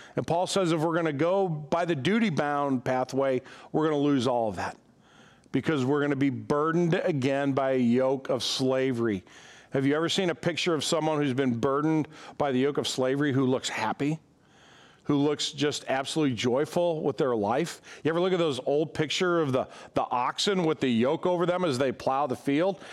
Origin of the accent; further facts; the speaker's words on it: United States; being an American